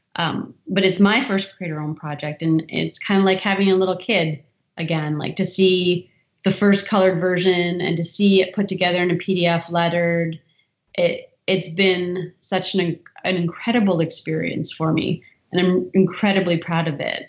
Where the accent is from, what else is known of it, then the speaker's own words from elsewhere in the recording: Windsor, Ontario, Canada; we're so close to Detroit and you get that sort of duality of of hmm. being exposed to everything American, but but having uh, I would say the benefits of being Canadian